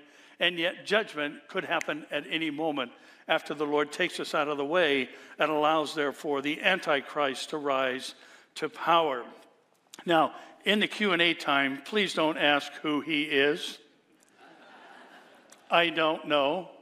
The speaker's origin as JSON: {"language": "English", "region": "California", "country": "United States", "also_born_or_lived": "Orange County, California", "said": "I'm from California"}